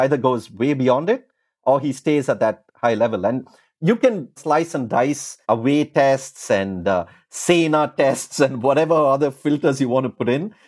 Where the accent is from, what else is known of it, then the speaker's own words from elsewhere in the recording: India; when I was growing up in India